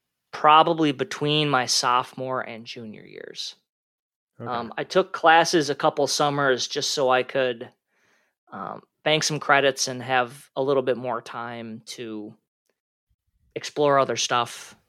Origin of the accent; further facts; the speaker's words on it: Minnesota, United States; So I grew up in the Twin Cities area of Minnesota. I went to the University of Minnesota Twin Cities, class of 2009 for my undergrad.